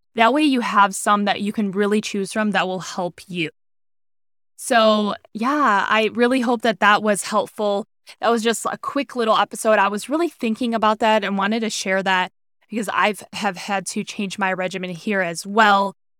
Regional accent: Cleveland, Ohio, United States; moved away as an adult; now in Arizona, United States; where I grew up in Cleveland, Ohio

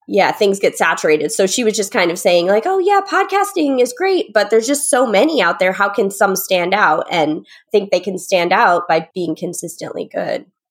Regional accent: Connecticut, United States; moved away as an adult; also born or lived in New York City; now in New York, United States; I'm from Connecticut

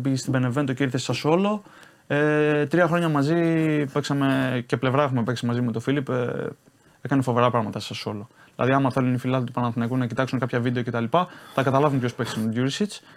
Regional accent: Patras, Western Greece, Greece; moved away as an adult; now in Italy; πάω πάτρα τώρα στην πόλη μου

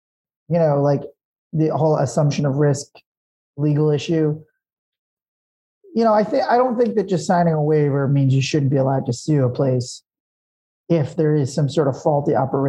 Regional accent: Long Island, New York, United States; I grew up on Long Island, New York, tri-state area.

